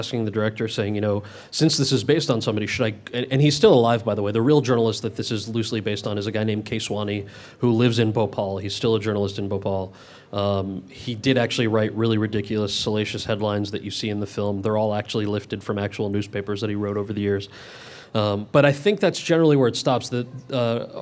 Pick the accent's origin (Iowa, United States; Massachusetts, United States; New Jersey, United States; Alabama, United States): New Jersey, United States; I was born and raised in Jersey of Indian parents